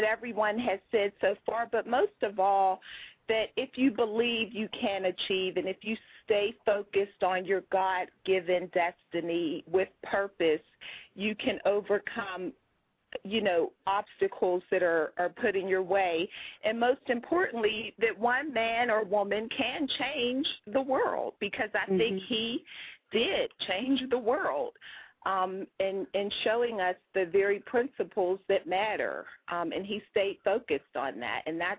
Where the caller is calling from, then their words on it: Pittsburgh, Pennsylvania, United States; I'm calling from Pittsburgh, Pennsylvania.